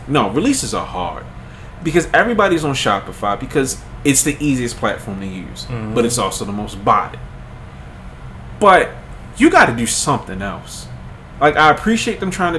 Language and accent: English; Baltimore, Maryland, United States; I'm from Baltimore